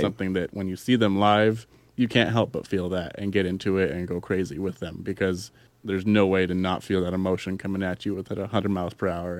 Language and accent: English; Yakima, Washington, United States; my hometown of Yakima